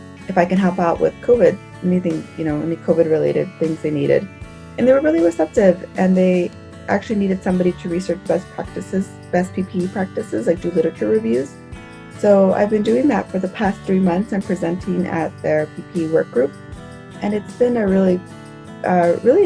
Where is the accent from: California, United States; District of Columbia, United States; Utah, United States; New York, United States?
California, United States; Los Angeles; I'm originally from Los Angeles, so I've been quarantined back home in Los Angeles